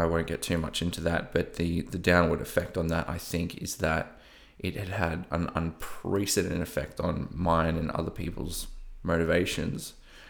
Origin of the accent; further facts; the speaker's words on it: Melbourne, Victoria, Australia; accent: Australian; So I live in Melbourne, in Australia, if you can't tell by my slightly broken accent, or I don't know, maybe, maybe not. I've lived halfway across the East Coast, so I've probably picked up a bit here and there.